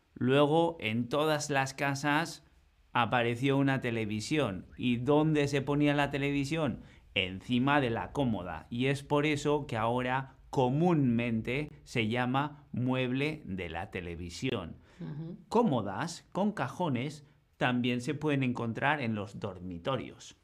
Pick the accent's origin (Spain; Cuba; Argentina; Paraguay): Spain; northern Spain; Nosotros en el norte normalmente tenemos suelos de madera